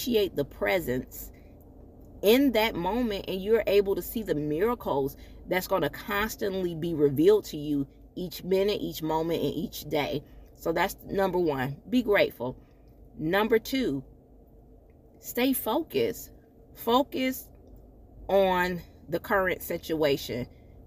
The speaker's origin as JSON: {"language": "English", "region": "Michigan", "country": "United States", "tie": "born or raised there", "moved": "yes", "said": "my hometown, Michigan"}